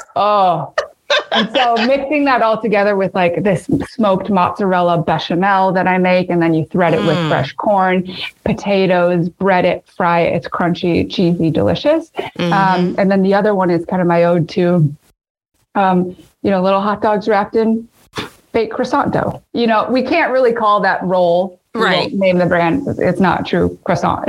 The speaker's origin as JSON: {"language": "English", "region": "Midwest", "country": "United States", "said": "my Midwestern love of potatoes"}